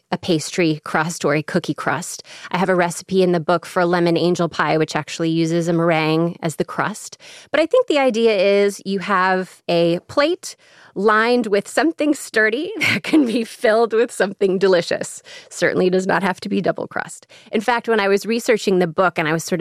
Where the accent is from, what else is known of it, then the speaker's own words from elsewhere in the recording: Chicago, Illinois, United States; accent: Chicago; moved away; my very Chicago accent